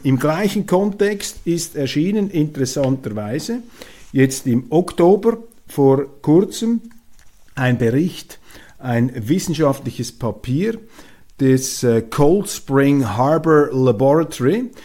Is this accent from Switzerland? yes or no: yes; Switzerland; als Schweizer und jemand, der auch in Europa studiert hat, und wir Schweizer sind auch Europäer